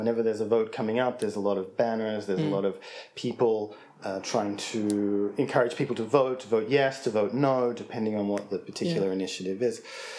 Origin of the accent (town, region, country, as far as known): Sydney, New South Wales, Australia